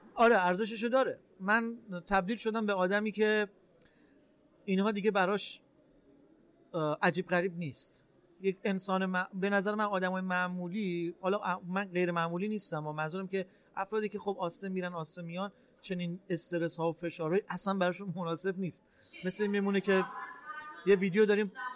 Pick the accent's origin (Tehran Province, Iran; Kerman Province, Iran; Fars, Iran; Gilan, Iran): Gilan, Iran; Rasht; متولد اردیبهشت ماه 1360 در شهر رشت به دنیا اومدم